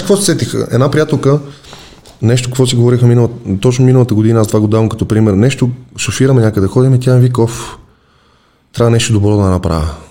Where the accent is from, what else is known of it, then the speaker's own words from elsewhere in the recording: Sofia, Sofia City, Bulgaria; Вече няма казвам, че съм от София.